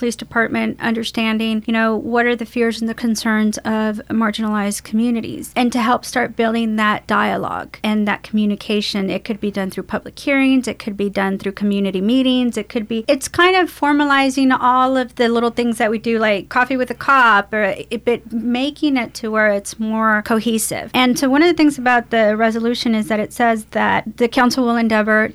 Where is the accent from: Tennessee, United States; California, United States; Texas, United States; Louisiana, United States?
Texas, United States; Baytown; I'm a product of this community. I was raised in Worcester and, you know, I'm a product of the Goose Creek school system.